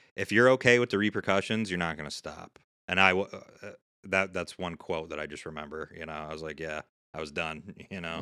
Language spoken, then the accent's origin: English; Syracuse, New York, United States; I grew up right here in Syracuse